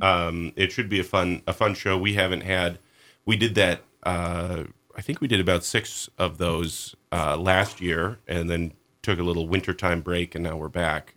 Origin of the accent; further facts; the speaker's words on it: Minnesota, United States; moved away as an adult; also born or lived in Montana / Texas; now in Sandpoint, United States; I grew up in Minnesota.